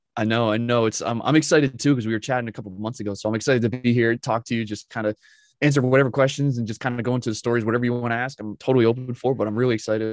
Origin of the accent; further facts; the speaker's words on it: just north of New York City, United States; originally, I'm from New York but not New York City with the you know with the accents. But I'm from New York, just north of there. Grew up, was raised there